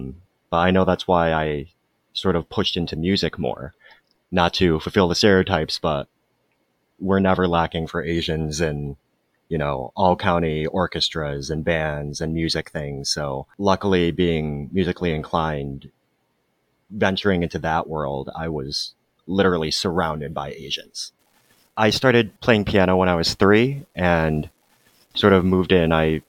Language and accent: English; Gyeonggi Province, South Korea; born there; allegedly I was born in Gyeonggi-do.